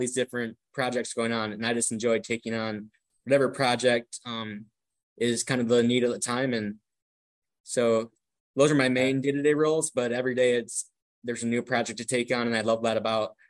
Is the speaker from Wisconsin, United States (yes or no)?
yes; Milwaukee, Wisconsin, United States; growing up in Milwaukee, Wisconsin, I was fortunate to attend Brewers games